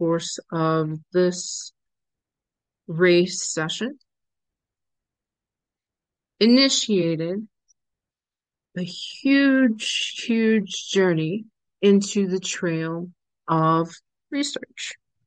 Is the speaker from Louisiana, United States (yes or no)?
yes; New Orleans, Louisiana, United States; I am from the New Orleans area